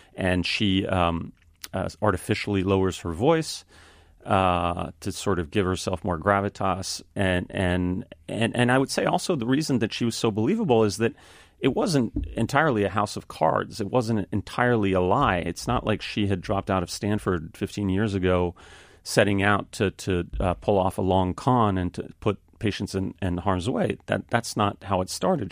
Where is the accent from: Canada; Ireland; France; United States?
France; Paris, Île-de-France; moved away as an adult; I grew up in Paris, France. My father is French, my mother is American